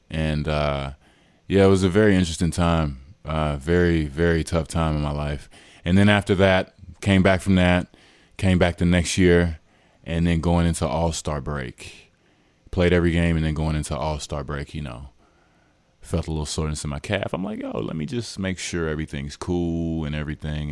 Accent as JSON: {"language": "English", "town": "Dallas", "region": "Texas", "country": "United States", "moved": "yes", "said": "I'm from Dallas, so I was back home"}